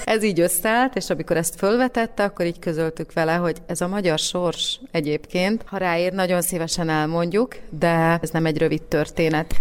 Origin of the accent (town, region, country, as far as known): Slovakia